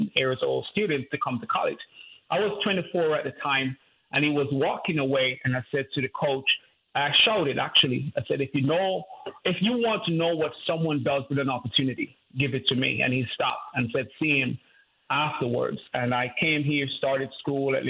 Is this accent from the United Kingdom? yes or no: no; Jamaica; I grew up in Jamaica, grew up in poverty.